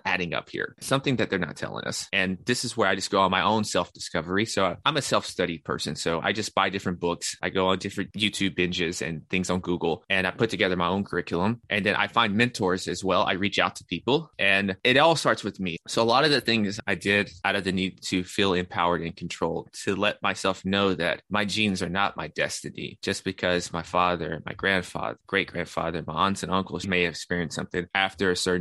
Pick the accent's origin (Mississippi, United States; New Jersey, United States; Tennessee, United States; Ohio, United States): Tennessee, United States; Nashville; also born or lived in New York; I'm from Nashville, Tennessee. That's where I'm currently located.